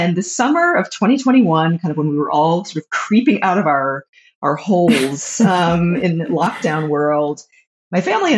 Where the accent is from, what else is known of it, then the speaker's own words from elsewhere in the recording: Atlanta, Georgia, United States; So I grew up in Atlanta, like just in the Atlanta suburbs. Just a Jewish girl in the Atlanta suburbs growing up in the like late 70s and 80s.